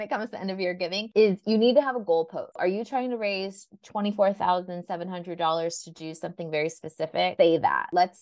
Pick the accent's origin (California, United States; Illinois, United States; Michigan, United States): California, United States; Southern; born or raised there